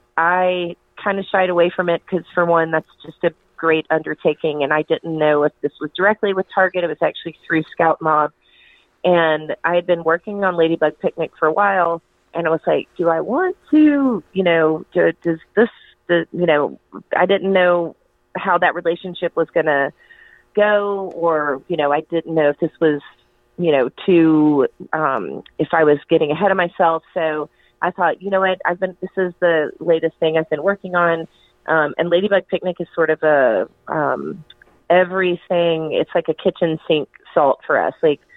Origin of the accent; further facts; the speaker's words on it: North Carolina, United States; it has to do with my childhood growing up in Western North Carolina